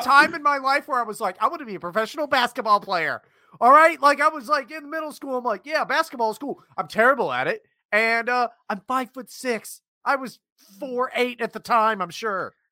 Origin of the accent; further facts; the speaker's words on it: West Virginia, United States; I grew up in West Virginia as well